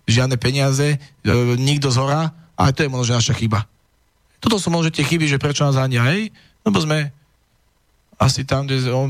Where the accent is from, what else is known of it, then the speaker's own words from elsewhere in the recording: eastern Slovakia, Slovakia; ja som z východu a mám ísť uh, potom v prípade vojny uh, niekde budem odvelený a kto bude brániť môj východ, kto bude brániť moju dedinu.